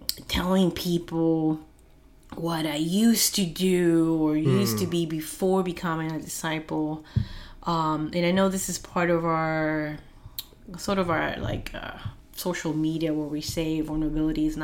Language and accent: English; Peru; English is a second language; moved away; as a child being in Peru